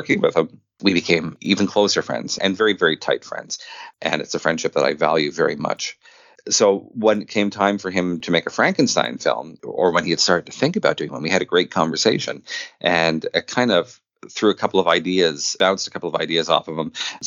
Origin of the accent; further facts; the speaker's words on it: Quebec, Canada; I grew up in Quebec in the 80s and 90s.